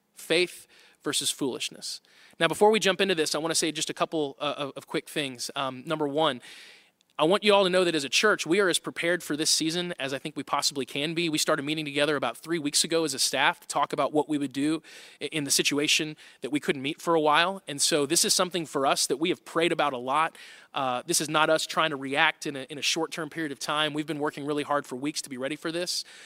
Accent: Tornado Alley, United States; I grew up in Tornado Alley

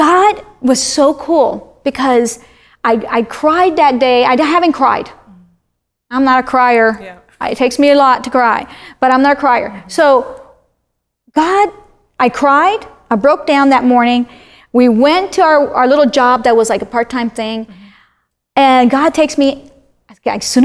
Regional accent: Miami, Florida, United States; moved away as an adult; also born or lived in Wyoming; I'm from Miami

